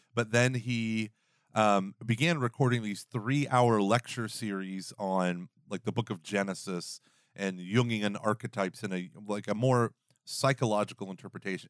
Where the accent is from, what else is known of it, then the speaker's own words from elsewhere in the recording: the South, United States; I'm from the South